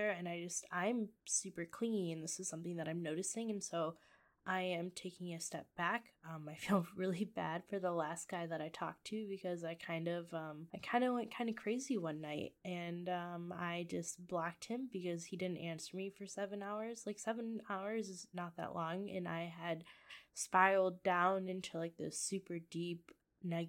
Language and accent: English; Michigan, United States; moved away as an adult; now in Iowa, United States; I live in Iowa. I'm originally from Michigan